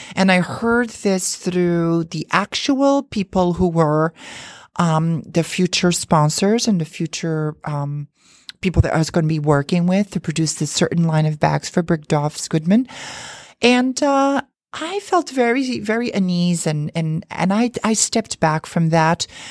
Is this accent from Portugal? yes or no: yes; Azores, Portugal; now in New York City, United States; where I was born in the Azure Islands. Um, it's a group of islands off the coast of Portugal